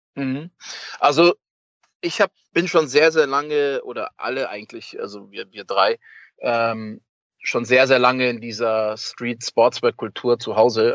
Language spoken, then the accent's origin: German; Munich, Bavaria, Germany; als Münchner äh, Junge